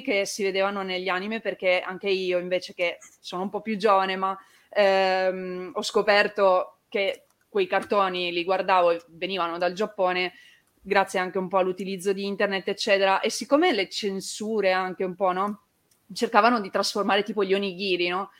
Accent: Turin, Piedmont, Italy; moved away as an adult; now in Veneto, Italy; essendo torinese anche io

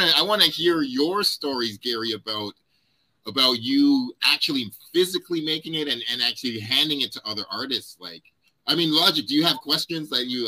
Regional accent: Ottawa, Ontario, Canada; also born or lived in Toronto; did high school in Ottawa

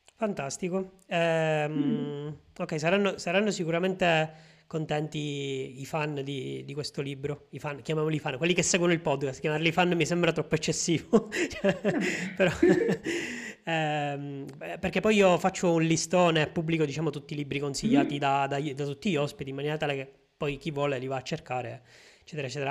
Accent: a small town in the province of Palermo, Sicily, Italy; nel mio paese, che è un paesino di 7000 abitanti in provincia di Palermo

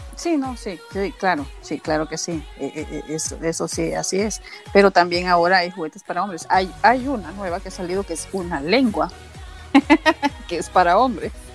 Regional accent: Honduras; now in Raleigh, United States; Soy de Honduras, vivo en Estados Unidos, en el estado de North Carolina.

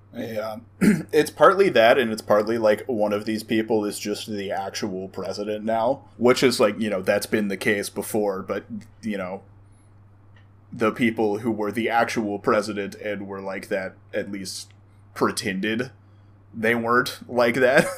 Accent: the South, United States; we grew up in the South

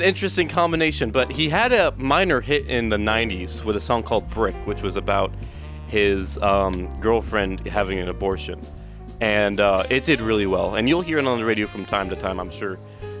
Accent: South Carolina, United States; I'm from South Carolina, and we both play piano

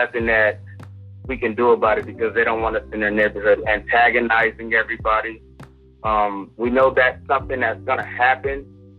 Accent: Los Angeles, California, United States; I grew up in Los Angeles. I've seen that 1992 LA riot.

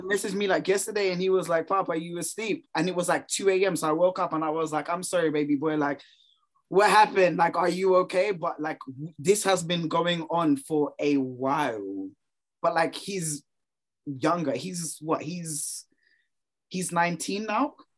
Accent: London, United Kingdom; as a Londoner myself

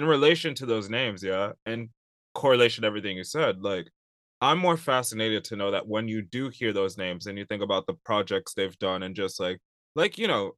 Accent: London, United Kingdom; I love London. I grew up a bit in London. I love it a lot. And it's a second home to me.

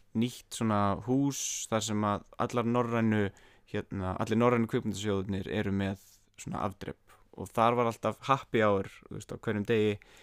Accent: Iceland; ég er bara frá Íslandi

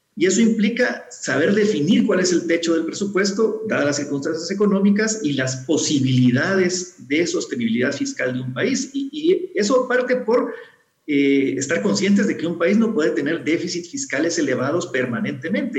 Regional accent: Guatemala

